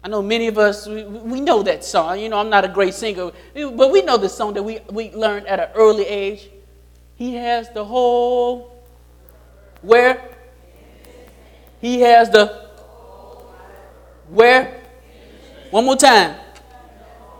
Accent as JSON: {"language": "English", "town": "Chicago", "region": "Illinois", "country": "United States", "tie": "born or raised there", "said": "I grew up in Chicago"}